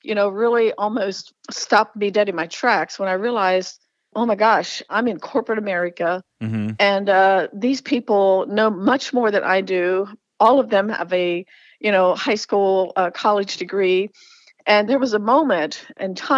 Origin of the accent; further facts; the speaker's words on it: Lancaster, Pennsylvania, United States; I grew up in the Amish culture in Lancaster, Pennsylvania.